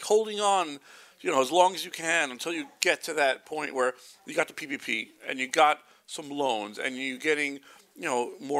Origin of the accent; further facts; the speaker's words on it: Brooklyn, New York, United States; I'm from Brooklyn.